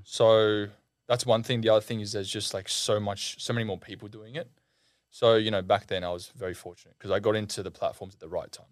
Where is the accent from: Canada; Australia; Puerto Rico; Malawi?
Australia; I'm Australian